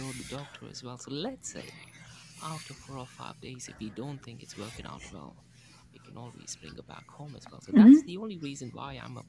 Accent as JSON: {"language": "English", "town": "Mumbai", "region": "Maharashtra", "country": "India", "tie": "born or raised there", "also_born_or_lived": "Manchester, England", "moved": "yes", "lives_now": "Dubai, United Arab Emirates", "said": "So I was born in Mumbai, India, but then I moved to Manchester, England."}